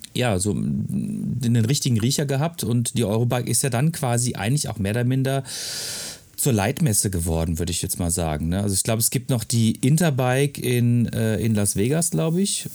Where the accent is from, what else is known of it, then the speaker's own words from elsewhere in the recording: Freiburg, Baden-Württemberg, Germany; moved away; also born or lived in Ruhr area; ich komme aus Freiburg